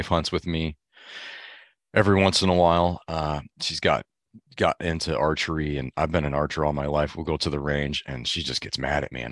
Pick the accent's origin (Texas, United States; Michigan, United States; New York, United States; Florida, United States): Michigan, United States; I grew up in Michigan